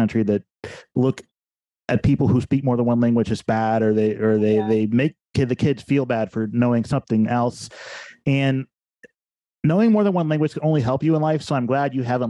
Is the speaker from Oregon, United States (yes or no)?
no; Xenia, Ohio, United States; also born or lived in Dayton, Ohio; I am your host. I'm a bass player and songwriter from the Gem City, Dayton, Ohio. But really, I grew up in Xenia.